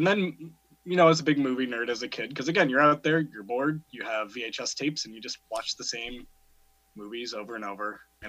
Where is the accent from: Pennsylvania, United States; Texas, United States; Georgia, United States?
Pennsylvania, United States; Cambridge Springs; also born or lived in Cussewago, Pennsylvania / Union City, Pennsylvania; now in Erie, United States; I'm mostly of Crawford County. I grew up out near Cusawago, and then we moved into town when I was 12, right into Cambridge Springs. And then I lived my senior year in Union City, where I now work. And then in Erie, Mill Creek. So currently, I'm on Mill Creek